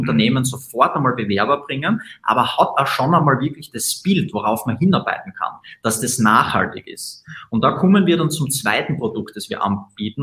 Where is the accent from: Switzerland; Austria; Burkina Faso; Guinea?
Austria; Graz, Styria; wir kommen aus Österreich, aus Graz